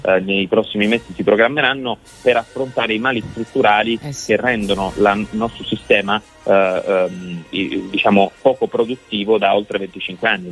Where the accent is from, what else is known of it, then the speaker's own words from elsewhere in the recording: Sicily, Italy; Io faccio impresa, come ricordavi, in Sicilia, sono felice, non lascerò la mia terra